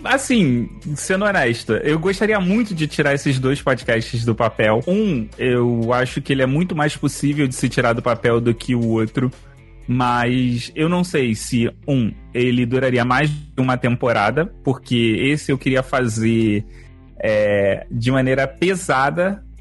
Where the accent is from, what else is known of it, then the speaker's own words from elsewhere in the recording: Rio de Janeiro, Brazil; Eu sou carioca